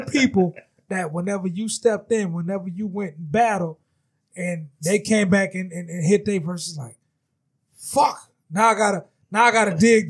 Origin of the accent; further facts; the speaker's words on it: New Orleans, Louisiana, United States; I'm from the West Bank.